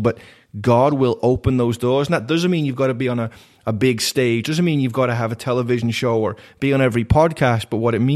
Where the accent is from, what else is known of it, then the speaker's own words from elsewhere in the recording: Liverpool, North West England, United Kingdom; now in United States; I was born and raised in Liverpool.